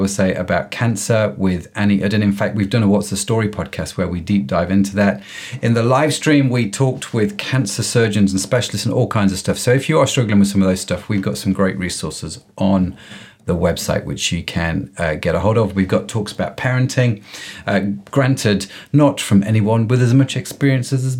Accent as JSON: {"language": "English", "country": "United Kingdom", "accent": "British", "said": "the Britishness of my accent"}